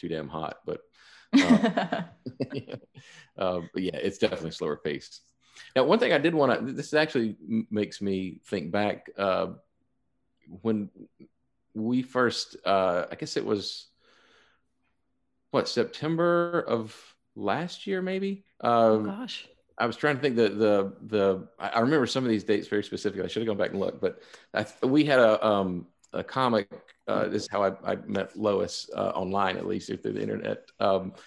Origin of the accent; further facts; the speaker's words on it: the South, United States; Brian and I are both from the South